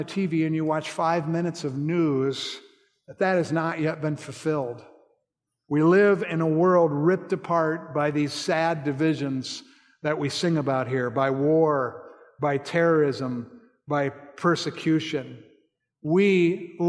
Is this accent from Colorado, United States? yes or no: yes; Colorado, United States; I grew up in Colorado, and my father took me hunting every year